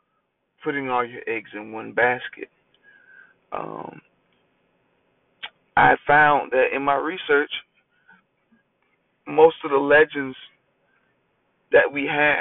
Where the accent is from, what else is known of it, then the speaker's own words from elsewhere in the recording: Augusta, Georgia, United States; I am from Augusta, Georgia